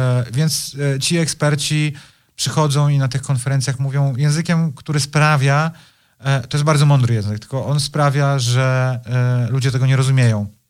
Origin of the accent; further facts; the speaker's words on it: Poland; jestem z Polski